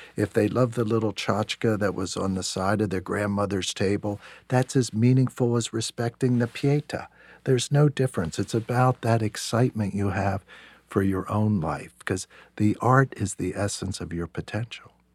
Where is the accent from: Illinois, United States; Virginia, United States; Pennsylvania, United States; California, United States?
Pennsylvania, United States; York; I grew up in York, Pennsylvania